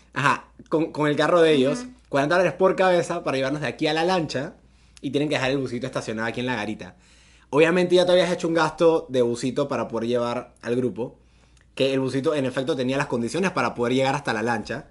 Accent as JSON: {"language": "Spanish", "country": "Panama", "said": "así como todo panameño, tú quieres mostrarle lo más bonito de tu país a alguien que viene de afuera."}